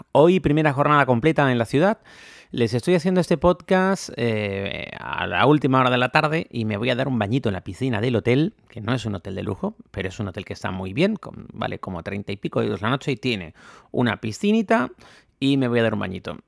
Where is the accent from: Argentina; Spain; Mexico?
Spain; now in Bangkok, Thailand; Los españoles somos latinos